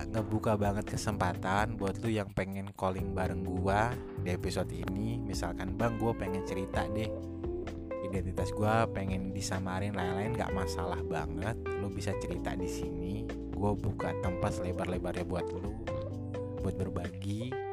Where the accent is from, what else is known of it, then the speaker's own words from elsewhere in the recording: Jakarta, Indonesia; karena gue lahir besar di Jakarta tapi gue punya darah Jawa juga jadi gue biasa dipanggil mas dan gue juga punya darah Sunda juga